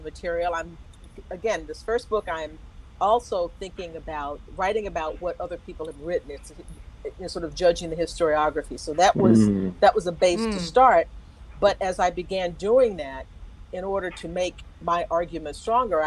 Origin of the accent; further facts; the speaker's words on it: Texas, United States; moved away; I grew up in Texas